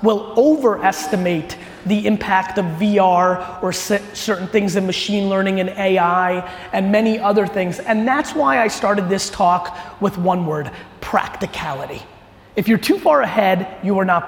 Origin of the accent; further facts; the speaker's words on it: Edison, New Jersey, United States; also born or lived in Soviet Union / Queens, New York; my family immigrated to the US when I was 3 years old. We moved into a studio apartment in Queens, New York